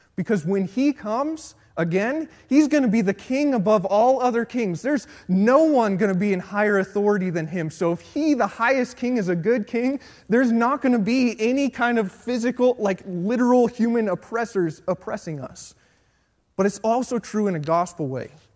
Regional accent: Colorado, United States; Born and raised in Colorado

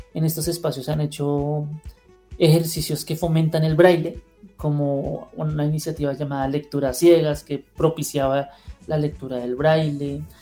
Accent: Bogotá, Colombia; yo soy nacido en Bogotá, como llamaríamos acá en Colombia

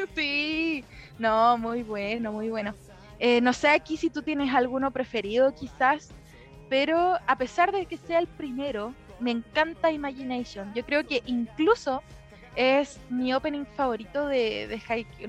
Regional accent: Lampa, Santiago Metropolitan Region, Chile; Yo soy de Lampa

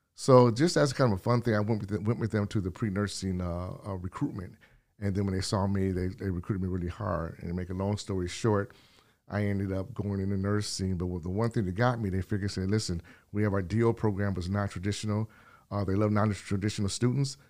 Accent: California, United States; also born or lived in Detroit; now in Wales Township, United States; I'm from California

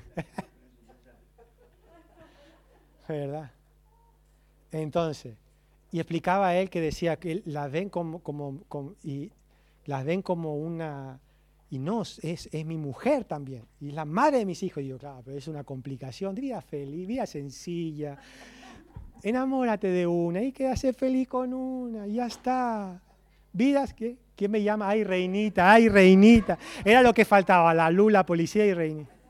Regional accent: Argentina; Como buen argentino

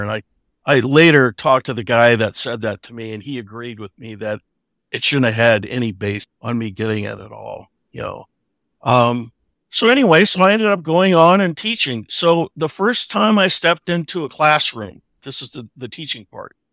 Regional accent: Omaha, Nebraska, United States; I grew up in Omaha, which is where Warren Buffett grew up

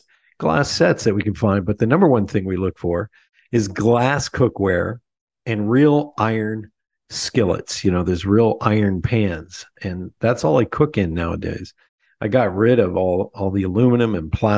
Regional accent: Lebanon, Pennsylvania, United States; We're living in my hometown of Lebanon, Pennsylvania

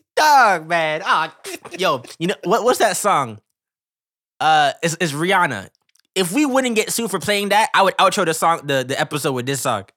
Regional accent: Canada; we're Canadian, but we live in North America

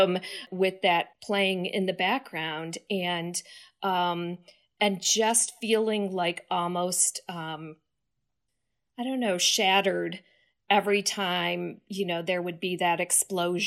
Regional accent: Detroit, Michigan, United States; I grew up in Detroit

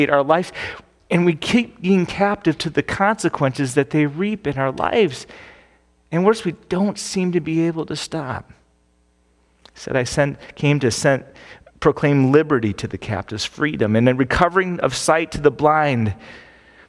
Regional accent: Phoenix, Arizona, United States; moved away; I grew up in Phoenix

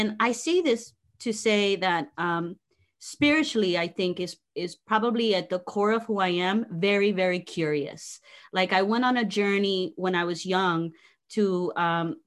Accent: New Jersey, United States; moved away as an adult; also born or lived in Ponce, Puerto Rico; now in South Florida, United States; So I was born in Ponce, Puerto Rico. We moved to Jersey when I was about 3-4 years old. So yes, I grew up in Jersey.

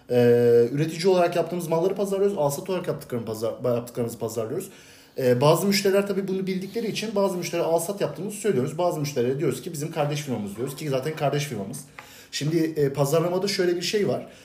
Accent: Bursa, Turkey; doğdum büyüdüm. Bursa'da yaşıyorum.

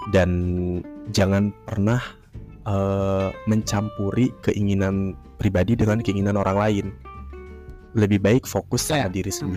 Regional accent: Kuningan, West Java, Indonesia; now in Jakarta, Indonesia; dan gua asli Kuningan Jawa Barat.

